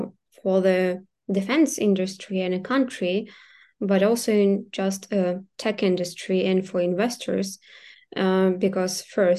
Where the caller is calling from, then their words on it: Kyiv, Ukraine; So right now I'm speaking from Kyiv, but we have our team members from different cities.